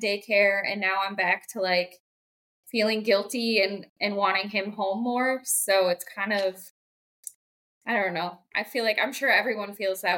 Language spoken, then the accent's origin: English; Baldwin, Wisconsin, United States; also born or lived in River Falls, Wisconsin; we grew up with our younger sister, Eva, too, at a dairy farm in Baldwin, milked 1,500 cows